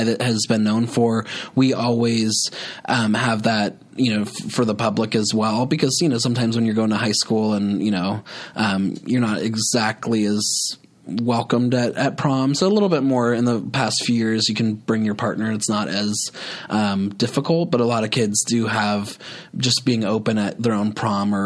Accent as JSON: {"language": "English", "town": "Healdsburg", "region": "California", "country": "United States", "tie": "born or raised there", "also_born_or_lived": "Santa Rosa, California", "said": "when I grew up in Healdsburg, I mean, you know, Healdsburg was a great area to grow up"}